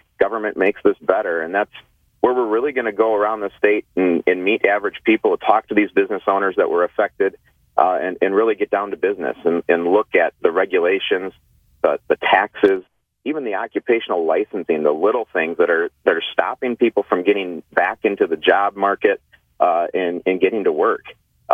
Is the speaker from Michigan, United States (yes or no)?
yes; Croswell, Michigan, United States; now in Port Huron, United States; Born and raised in the Thelma, Michigan, Croswell, and been in Port Huron for about 17 years.